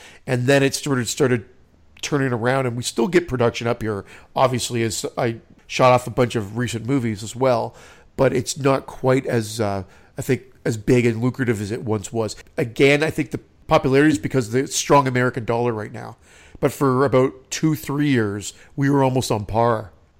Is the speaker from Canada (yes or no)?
yes; Oakville, Ontario, Canada; also born or lived in Toronto; now in Burlington, Canada; Well, I was born in Toronto, but I grew up in Oakville, and I now live in Burlington. So I guess my hometown is really Oakville, but it's part of the GTA, which is Greater Toronto Area, so I use Toronto